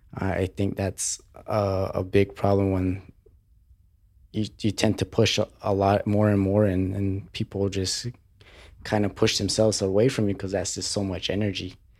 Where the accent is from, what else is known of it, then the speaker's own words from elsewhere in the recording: New Mexico, United States; also born or lived in Colorado Springs, Colorado; after I moved from Colorado Springs back to New Mexico